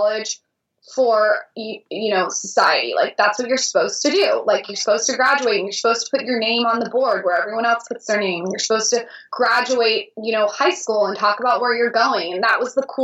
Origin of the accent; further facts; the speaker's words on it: San Diego, California, United States; I grew up in San Diego